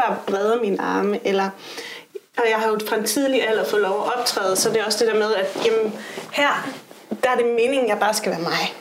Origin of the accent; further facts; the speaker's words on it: Aarhus, Central Denmark Region, Denmark; jeg er fra Aarhus. Og øh, er et datter af en vestjysk mor og en tunesisk far. Og så er jeg opvokset i øh, sådan lidt flippet miljø øh, på en skole i Aarhus